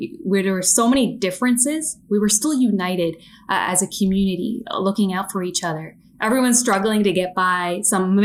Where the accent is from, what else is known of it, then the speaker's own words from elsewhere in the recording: Toronto, Ontario, Canada; I grew up in the Jane and Weston community. It's an underserved community of Toronto